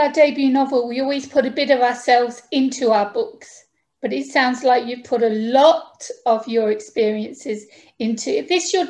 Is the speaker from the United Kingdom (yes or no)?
yes; United Kingdom; now in Greece; As you can tell from my accent, I'm actually from the UK.